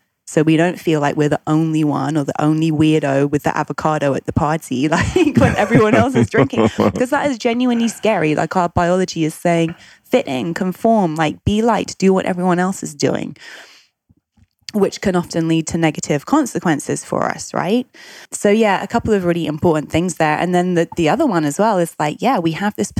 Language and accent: English; United Kingdom; I'm British. I grew up in the UK.